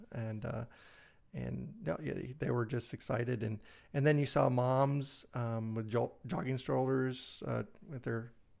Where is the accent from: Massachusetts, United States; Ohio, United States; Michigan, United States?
Michigan, United States; Brighton; Yeah, Brighton area.